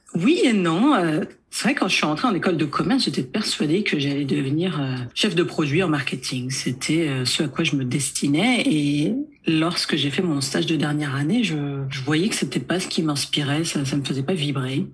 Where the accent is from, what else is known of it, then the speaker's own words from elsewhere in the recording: Nanterre, Île-de-France, France; also born or lived in United States; J'ai grandi à Nanterre